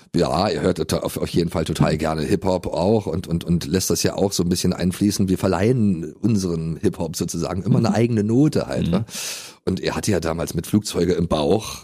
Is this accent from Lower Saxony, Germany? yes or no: no; Berlin, Germany